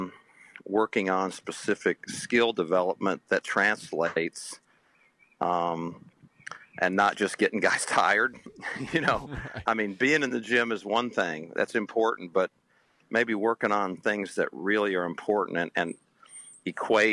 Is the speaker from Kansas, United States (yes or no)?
yes; Kansas, United States; now in Dallas, United States; I'm from Kansas